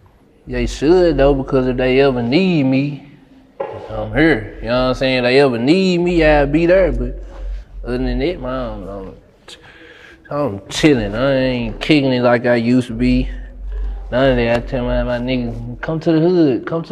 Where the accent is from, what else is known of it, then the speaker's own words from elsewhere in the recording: Memphis, Tennessee, United States; Growing up in Memphis